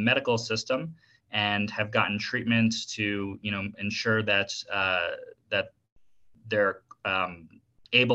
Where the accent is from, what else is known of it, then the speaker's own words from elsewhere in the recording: South Florida, United States; moved away as an adult; also born or lived in Washington, D.C. / Tallahassee, Florida; now in Denver, United States; I was born in Washington, D.C., and then grew up in South Florida by like Miami, Boca Raton area, and currently I'm living in Denver